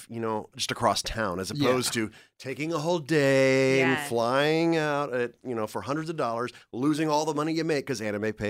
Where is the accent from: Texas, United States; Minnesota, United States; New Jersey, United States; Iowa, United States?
Texas, United States; Dallas; I was living in Dallas. Yeah, okay. Yeah. I grew up in Dallas.